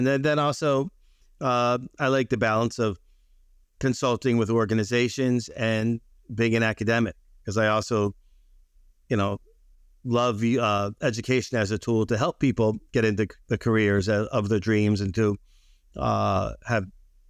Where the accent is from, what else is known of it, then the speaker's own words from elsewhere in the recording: Baltimore, Maryland, United States; born there; also born or lived in Chicago; now in New York, United States; And I was born in Baltimore.